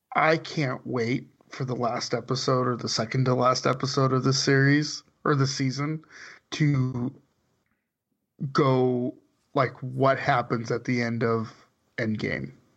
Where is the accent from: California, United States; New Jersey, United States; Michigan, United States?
California, United States; suburb of Bakersfield; the town I lived in, grew up in, was the suburb, suburb of Bakersfield